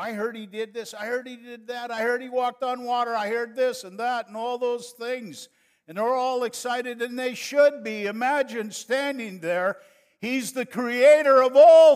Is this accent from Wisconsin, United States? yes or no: yes; northern Wisconsin, United States; moved away as an adult; also born or lived in Monterrey, Mexico; now in San Antonio, United States; we are from northern Wisconsin, so I could have said, "Well, you guys, let's go, eh?" But we grew up and lived too close to Canada, and that's their fault for my accent.